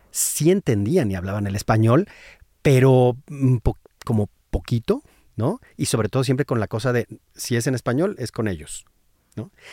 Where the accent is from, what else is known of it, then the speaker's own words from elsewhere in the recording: San Luis Potosí, Mexico; moved away; yo soy de San Luis Potosí no es una región y, del, del, centro, o sea, de la capital.